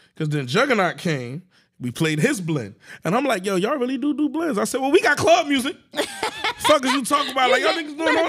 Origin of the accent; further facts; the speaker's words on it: Jersey City, New Jersey, United States; I'm from North Key from Jersey City.